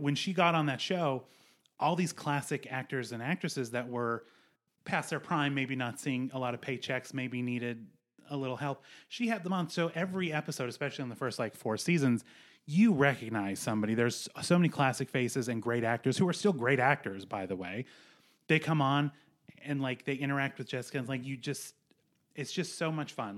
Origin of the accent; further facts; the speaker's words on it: Montana, United States; I grew up in Montana